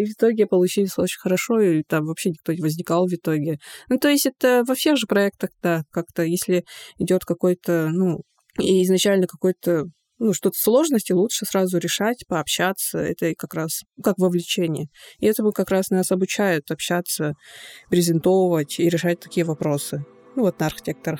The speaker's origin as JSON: {"language": "Russian", "area": "Yakutia", "region": "Sakha Republic", "country": "Russia", "tie": "born or raised there", "second_language": "Russian", "said": "у себя на родине"}